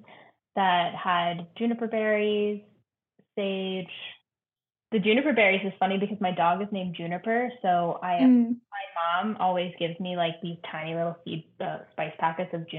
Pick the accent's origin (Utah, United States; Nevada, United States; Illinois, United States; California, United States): Nevada, United States; moved away; I grew up in Nevada near where the Donner Party died